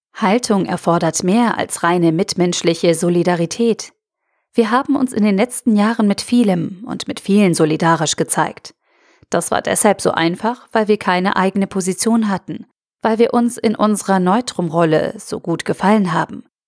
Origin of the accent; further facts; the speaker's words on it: Germany; wir als Deutsche